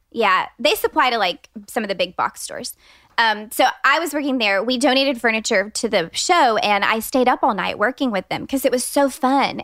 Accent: Austin, Texas, United States; I'm a designer based here in Austin, Texas. I grew up in Austin

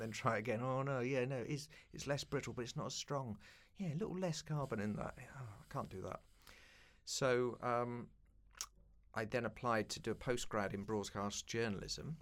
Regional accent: London, United Kingdom; grew up in East London

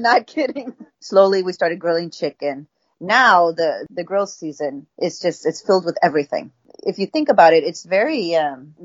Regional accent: Houston, Texas, United States; I grew up in Houston

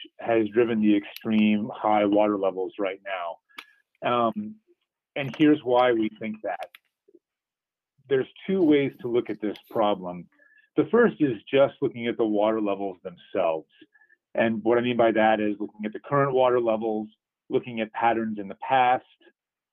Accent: East Coast, United States; now in Southeast Michigan, United States; I grew up on the East Coast near the Atlantic Ocean

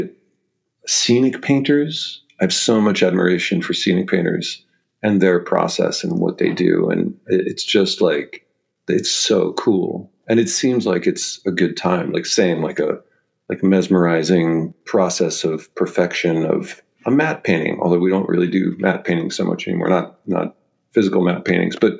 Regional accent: Los Angeles, California, United States; I grew up in LA in Venice Beach, four blocks from the water

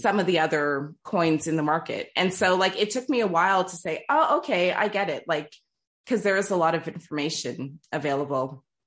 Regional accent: Toronto, Ontario, Canada; first language English; moved away as an adult; also born or lived in Trinidad and Tobago; now in France; born and raised in Toronto. My family's from Trinidad and Tobago. English is my first language.

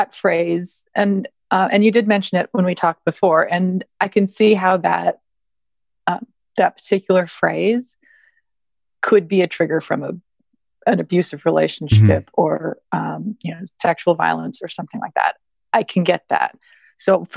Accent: Canada; moved away as an adult; also born or lived in Toronto / the South (US); now in United States; I grew up in Canada and I now live in the South.

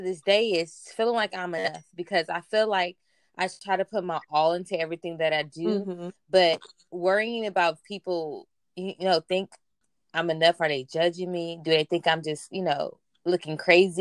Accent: Compton, California, United States; also born or lived in Lynwood, California; I'm originally from Compton, California, by way of Linwood

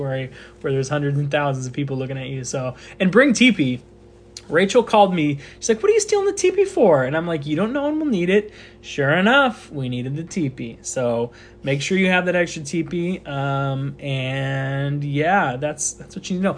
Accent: United States; I'm American

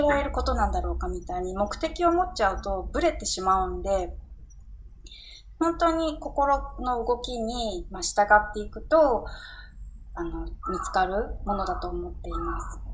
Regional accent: Tokyo, Japan; 私、地元が新宿で

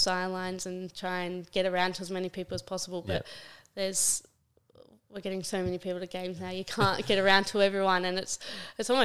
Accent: Adelaide, South Australia, Australia; moved away as an adult; also born or lived in Sweden; to represent my hometown

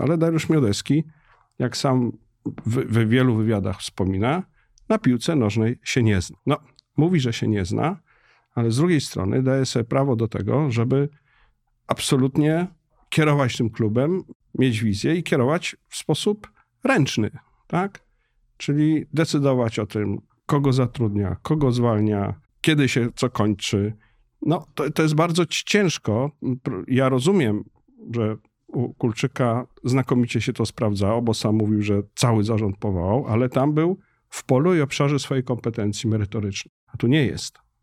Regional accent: Warsaw, Masovian Voivodeship, Poland; dla mnie jako warszawiaka od pokoleń

